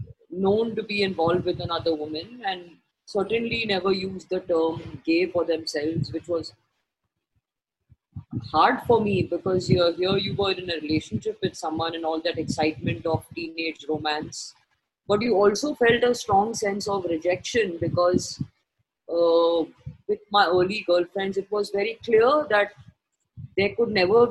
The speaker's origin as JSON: {"language": "English", "town": "Mumbai", "region": "Maharashtra", "country": "India", "said": "We are people from Bombay, on the beach, feeling this euphoria of being in each other's company and eating good food and talking."}